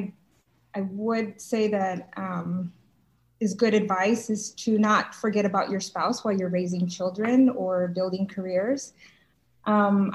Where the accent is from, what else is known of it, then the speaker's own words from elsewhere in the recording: San Antonio, Texas, United States; I was born and raised here